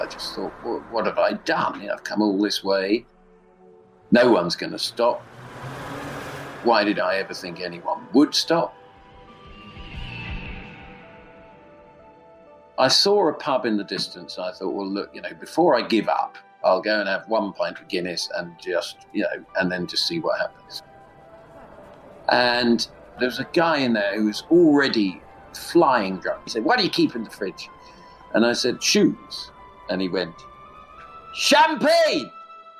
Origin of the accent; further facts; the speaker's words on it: London, United Kingdom; I'm from London, England, and I'm a writer and actually a comedian as well